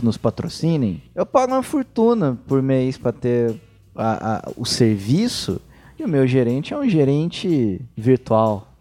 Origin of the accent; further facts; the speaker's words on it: Guaxupé, Minas Gerais, Brazil; eu sou nativo do interior de Minas.